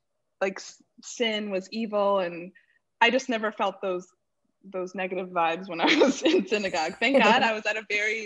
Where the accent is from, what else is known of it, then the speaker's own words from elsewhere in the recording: West Hartford, Connecticut, United States; I grew up in West Hartford, Connecticut.